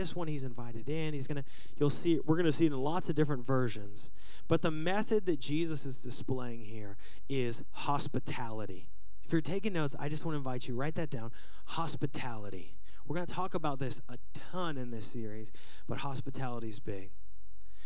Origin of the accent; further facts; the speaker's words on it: Seattle, Washington, United States; Growing up in Seattle, I had a band